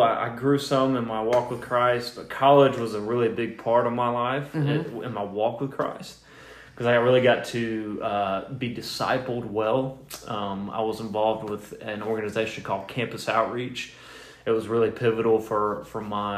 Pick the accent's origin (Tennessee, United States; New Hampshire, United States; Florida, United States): Tennessee, United States; Cleveland; moved away; I'm from Cleveland, Tennessee originally